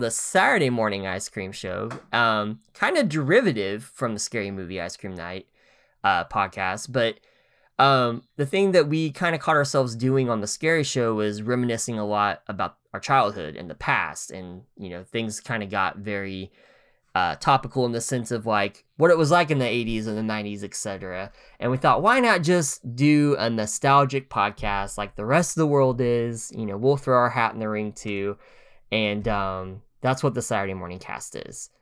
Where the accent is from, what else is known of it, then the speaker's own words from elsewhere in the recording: Oklahoma, United States; moved away as an adult; now in Tennessee, United States; we're both from Oklahoma